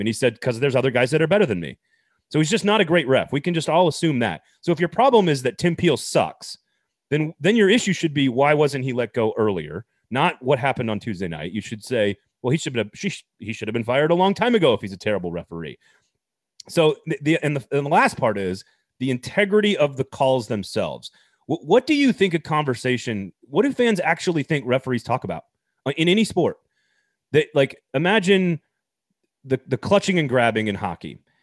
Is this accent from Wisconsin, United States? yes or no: yes; Madison, Wisconsin, United States; I'm from Madison, Wisconsin